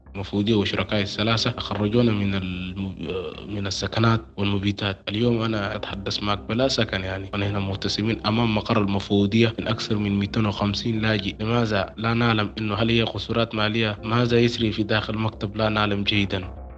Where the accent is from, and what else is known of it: Sudan; born or raised there; moved away as an adult; also born or lived in Cairo, Egypt / Libya; now in Tunisia